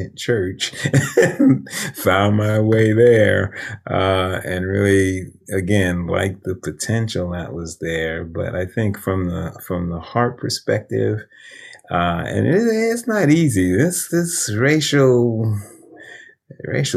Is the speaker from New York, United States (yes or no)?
yes; New York City, New York, United States; moved away as an adult; also born or lived in Chicago; I grew up in East Harlem